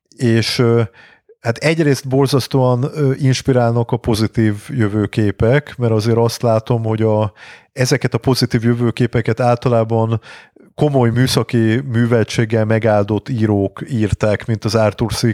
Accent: Budapest, Hungary; én világéletemben Budán laktam, uh-huh. Mhm. Óbudán születtem, meg utána sok ö, negyedben éltem, tehát sok helyen éltem, de mindig Budán

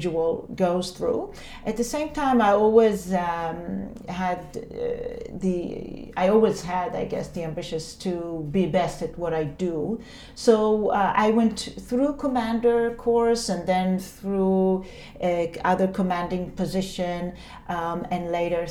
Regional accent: Israel; moved away as an adult; also born or lived in New York; now in Taipei, Taiwan; I grew up in a community place called a kibbutz. A kibbutz is a unique form of living that exists only in Israel

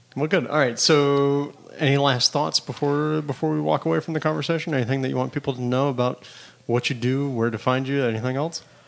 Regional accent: Florida, United States; now in Los Angeles, United States; I grew up in Florida

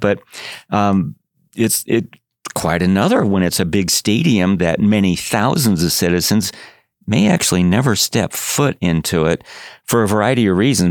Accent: Chicago, Illinois, United States; moved away; I grew up in Chicago

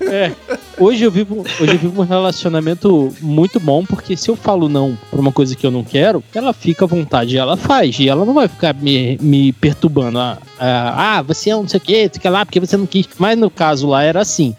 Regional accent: Rio de Janeiro, Brazil; moved away as an adult; also born or lived in Cabo Frio; now in São Paulo, Brazil; eu sou original do Rio de Janeiro, fui morar no interior do Rio de Janeiro, em Cabo Frio, mas para ser exato, eu vim para São Paulo para trabalhar

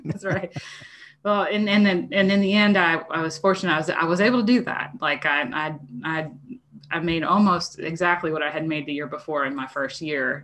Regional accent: New Jersey, United States; moved away as an adult; now in Arkansas, United States; I was from South Jersey

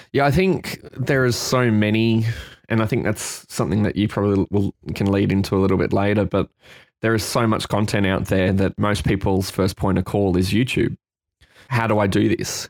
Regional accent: Brisbane, Queensland, Australia; now in Sydney, Australia; I'm a photographer based here now in Sydney. I'm from Brisbane in Queensland, in Australia

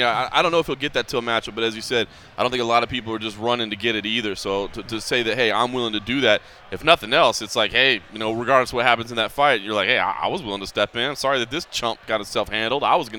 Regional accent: Dallas, Texas, United States; it's a Dallas guy and Charles Byrd, you know, my hometown.

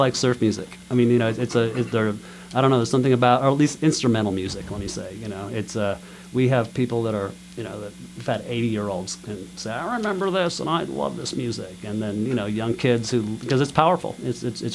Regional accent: Bloomington, Indiana, United States; We grew up here in Bloomington. You bet. We've all drifted away and have come back

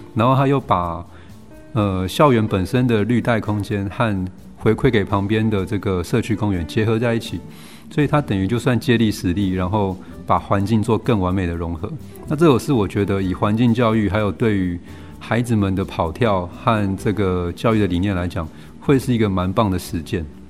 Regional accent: Kaohsiung, Taiwan; 他们早年的打拼都在高雄，所以跟我的故乡也是同一个地方

